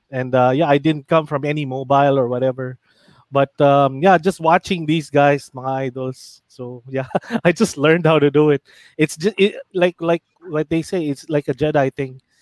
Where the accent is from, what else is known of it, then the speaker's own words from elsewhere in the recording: Fairview, Metro Manila, Philippines; Sabi ko, "Taga Fairview ako."